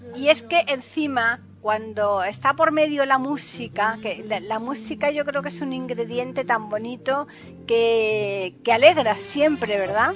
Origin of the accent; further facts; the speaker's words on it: Andalusia, Spain; yo soy de aquí de Andalucía